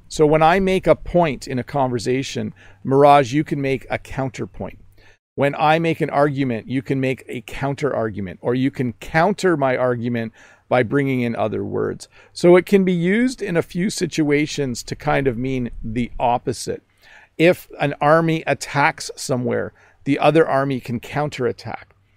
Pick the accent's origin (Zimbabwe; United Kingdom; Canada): Canada; accent: Canadian; in my Canadian accent